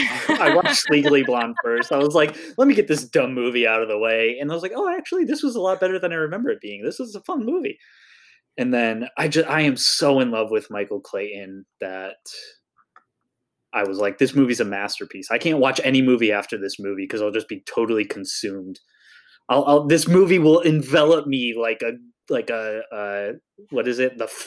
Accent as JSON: {"language": "English", "country": "Germany", "said": "My relatives may have been in World War II on the Germany side because I'm from Germany."}